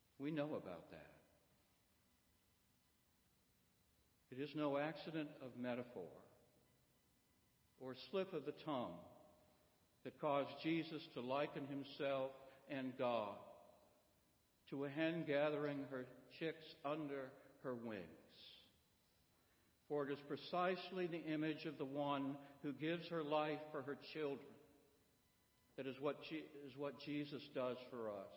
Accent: Midwest, United States; now in Florence, United States; I grew up in the Midwest

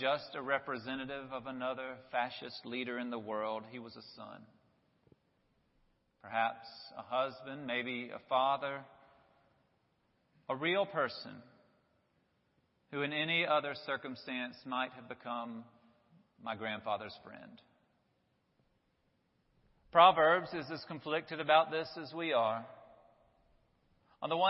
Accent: Rock Hill, South Carolina, United States; I grew up in Rock Hill

